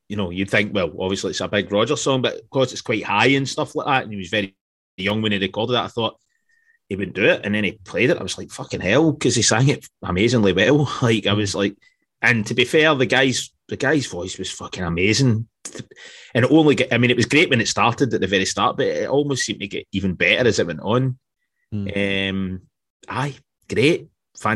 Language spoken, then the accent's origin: English; Scotland, United Kingdom; I'm hard and I'm Scottish